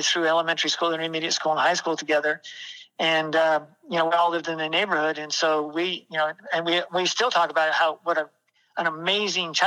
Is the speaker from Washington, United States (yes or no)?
no; Martinez, California, United States; I grew up in California. I was born in Martinez, California. That's in Northern California